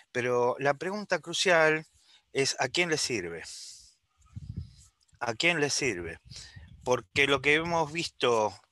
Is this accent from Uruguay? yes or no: yes; Uruguay; now in Buenos Aires, Argentina; Yo soy de la República Occidental del Uruguay. Estoy hablando desde Buenos Aires.